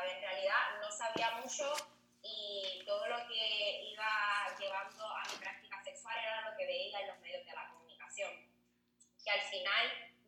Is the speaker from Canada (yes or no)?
no; Puerto Rico; Yo soy de Puerto Rico